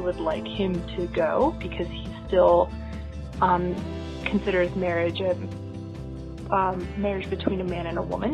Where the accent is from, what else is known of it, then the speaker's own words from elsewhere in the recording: Florida, United States; now in Pittsburgh, United States; calling from Pittsburgh, although originally I'm from Florida